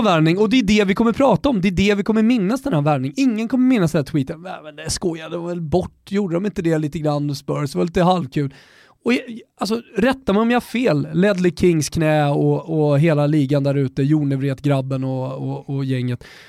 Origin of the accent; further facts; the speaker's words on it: Botkyrka, Stockholm County, Sweden; also born or lived in Salem; Jag är uppvuxen med honom i Norra Botkyrka ner till Salem, eh, i, i, under hela nittiotalet